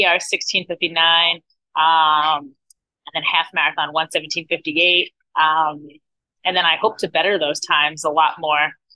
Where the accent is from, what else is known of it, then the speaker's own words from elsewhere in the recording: New Jersey, United States; now in Florida, United States; I'm originally from New Jersey, but I've lived in Florida for the last like 17 years